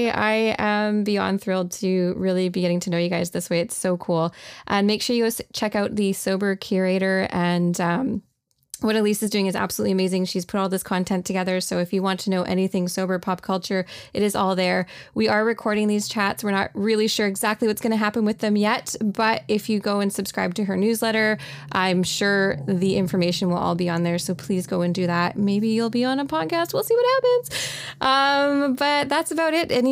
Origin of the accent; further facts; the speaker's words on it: Canada; accent: Canadian; my Canadian accent.